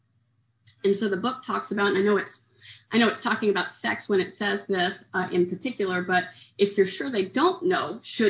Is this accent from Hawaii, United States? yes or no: no; Oklahoma, United States; moved away as an adult; also born or lived in Kerrville, Texas; now in Houston, United States; I'm from Oklahoma and I came to Texas to get sober